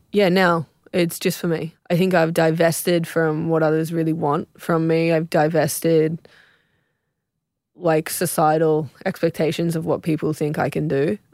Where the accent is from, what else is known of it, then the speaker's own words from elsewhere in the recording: South Coast, New South Wales, Australia; I was raised on the South Coast.